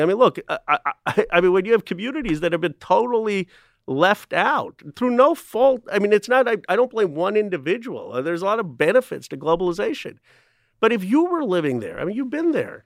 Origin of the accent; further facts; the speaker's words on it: Philadelphia, Pennsylvania, United States; When I was growing up, I was born in Philadelphia